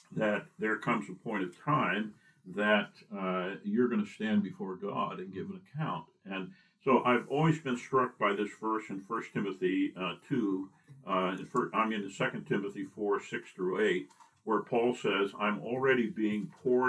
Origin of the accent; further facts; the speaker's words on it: Binghamton, New York, United States; moved away as an adult; also born or lived in Carrollton, Ohio; I was born in New York State, central New York State, in the Binghamton area, and born into a Christian family